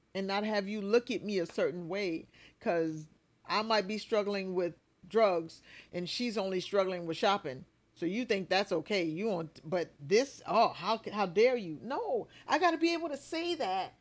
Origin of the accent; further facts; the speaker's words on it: Bluffton, South Carolina, United States; I'm from Bluffton, South Carolina